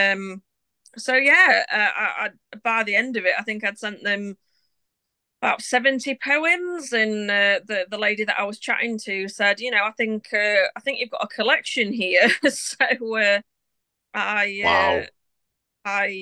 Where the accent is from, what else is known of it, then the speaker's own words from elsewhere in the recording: Doncaster, Yorkshire and the Humber, United Kingdom; moved away as an adult; now in Brigg, United Kingdom; I'm originally from South Yorkshire. I'm from Doncaster. And I moved to Briggin, North Lincolnshire in the middle of 2018